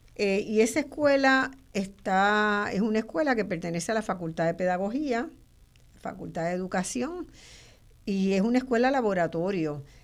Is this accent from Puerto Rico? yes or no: yes; Puerto Rico